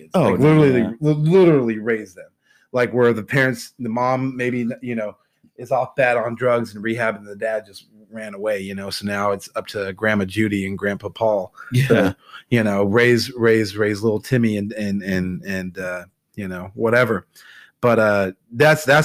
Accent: United States; as Americans and as American society

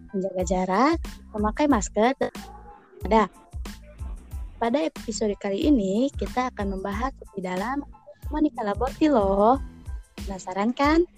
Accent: Kuningan, West Java, Indonesia; Saya berasal dari Kuningan, tapi bukan Kuningan Jakarta.

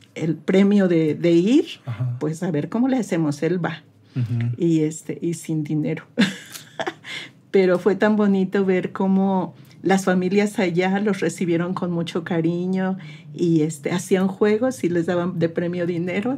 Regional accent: Mexico City, Mexico; moved away as an adult; also born or lived in United States; now in Saltillo, Mexico; soy originaria de la Ciudad de México, pero hay mucha gente que dice que soy de Saltillo y orgullosamente digo que sí soy de Saltillo, porque ya tengo pues más de 30 años de vivir aquí

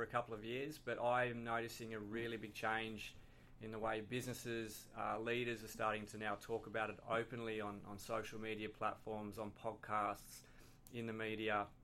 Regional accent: Tasmania, Australia; We're both from Tasmania

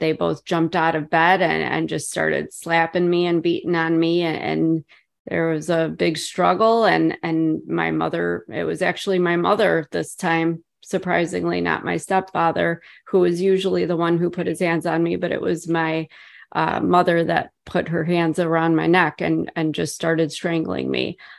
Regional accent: Chicago, Illinois, United States; moved away as an adult; now in about ninety miles southwest of Chicago, United States; born and raised in Chicago.

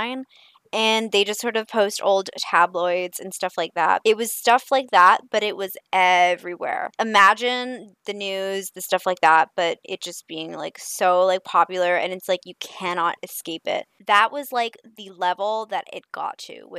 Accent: Canada; because I'm Canadian

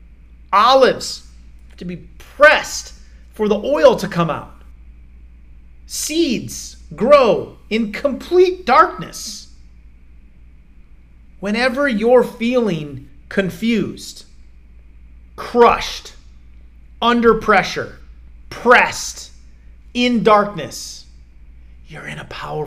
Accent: Iowa, United States; I grew up in Iowa

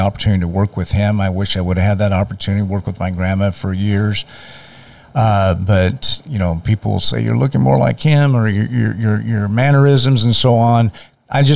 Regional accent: Manteca, California, United States; also born or lived in Tracy, California; from Manteca. I've lived here since basically I was born in Tracy, California

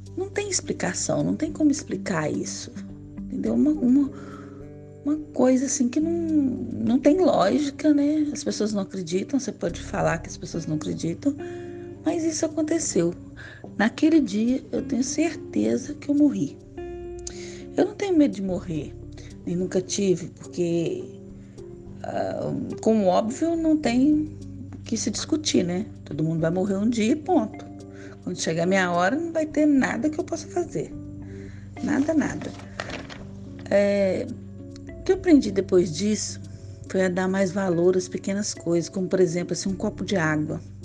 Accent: Tocantins, Minas Gerais, Brazil; now in Rio de Janeiro, Brazil; Nasci em Tocantins, uma cidade pequena, no interior de Minas, na zona da mata. É, mas moro aqui no Rio há 25 anos.

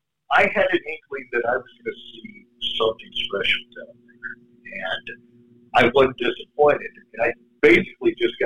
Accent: Kansas City, United States; now in New York, United States; I'm originally from Kansas City, so I'm sort of a transplanted New Yorker myself.

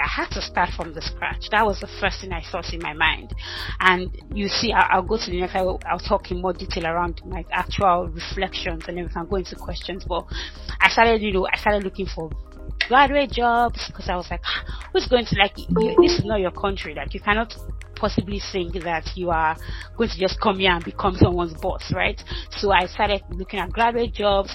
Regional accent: Ibadan, Oyo, Nigeria; moved away as an adult; also born or lived in Ota, Nigeria / Lagos, Nigeria / Lancaster, United Kingdom; now in United Kingdom; I grew up in Ibadan, Alakia in Ibadan, dead village

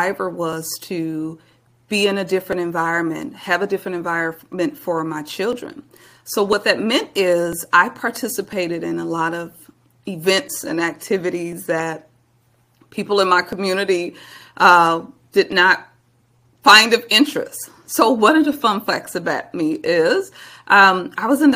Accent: Milwaukee, Wisconsin, United States; now in Texas, United States; I'm originally from Milwaukee, Wisconsin, born and raised, and spent all of my early years there

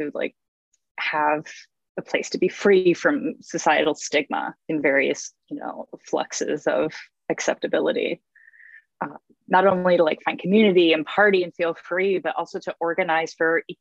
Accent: Midwest, United States; now in Portland, United States; I grew up in the Midwest

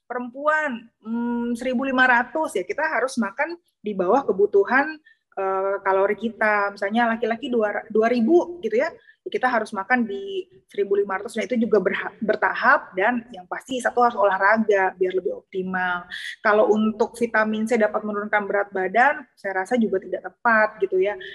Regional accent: West Java, Indonesia; apalagi kita orang Sunda makanannya kan uh, lalapannya banyak ya

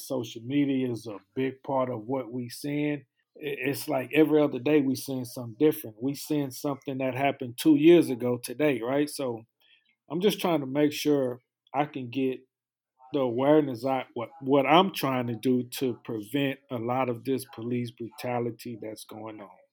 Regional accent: Houston, Texas, United States; I'm from Houston, Texas

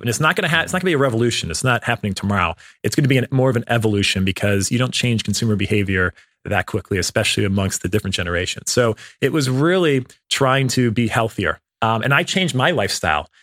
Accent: Cleveland, Ohio, United States; I grew up in the Midwest. Um, I, uh, in Cleveland, Ohio, in a suburb outside

